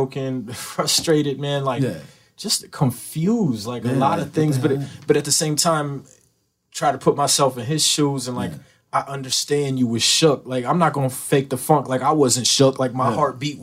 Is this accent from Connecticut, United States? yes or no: yes; Norwalk, Connecticut, United States; That's my city. I got infinite love in Sono and South Norwalk